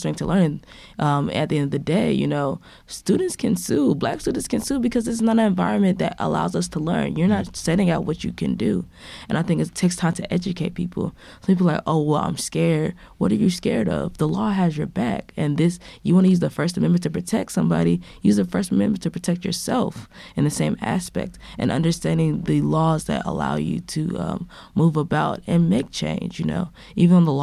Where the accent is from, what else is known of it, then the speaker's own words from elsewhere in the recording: United States; my privilege as an American as an American student